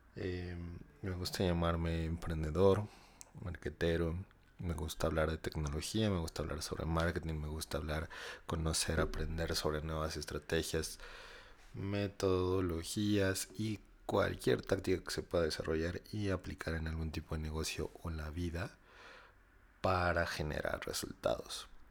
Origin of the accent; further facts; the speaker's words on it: Mexico; somos los mexicanos